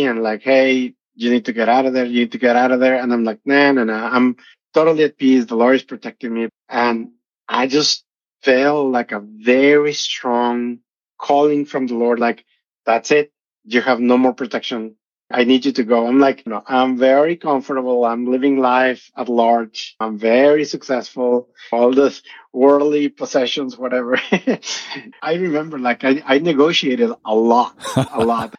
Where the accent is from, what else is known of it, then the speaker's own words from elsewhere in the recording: Tampico, Tamaulipas, Mexico; moved away as an adult; now in United States; I'm from Mexico, from a city called Tampico in Tamaulipas, Mexico.